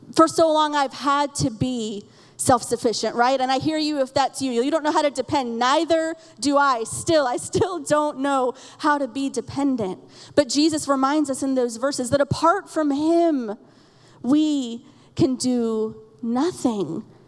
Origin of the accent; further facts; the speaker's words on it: Florida, United States; we're from Florida